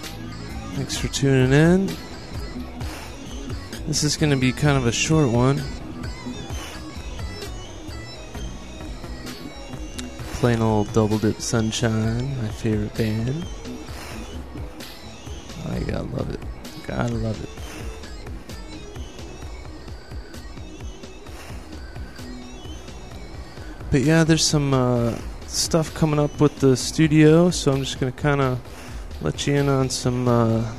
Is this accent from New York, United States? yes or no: yes; Buffalo, New York, United States; moved away as an adult; also born or lived in Colorado; now in Hollywood, United States; I grew up in Buffalo, New York